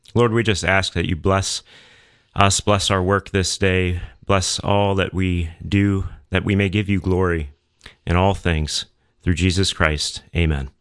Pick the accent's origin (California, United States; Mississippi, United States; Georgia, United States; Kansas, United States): Georgia, United States; Atlanta; also born or lived in Saint Louis, Missouri; I grew up in the Archdiocese of Atlanta